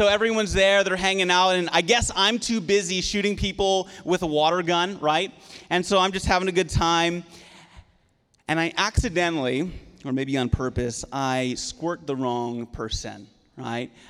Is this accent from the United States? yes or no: no; Prince Edward Island, Canada; moved away; I'm from the East Coast of Canada. And so I grew up in Prince Edward Island, and growing up on an island